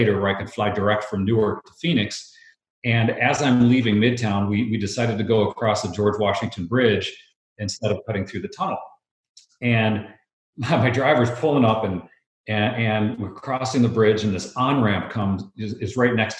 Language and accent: English; Brazil; moved away; I grew up in Brazil